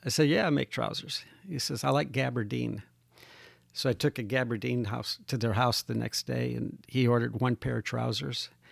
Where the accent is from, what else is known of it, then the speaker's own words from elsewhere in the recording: Midwest, United States; moved away as an adult; also born or lived in Indiana / Chicago; now in Texas, United States; I'm from the Midwest.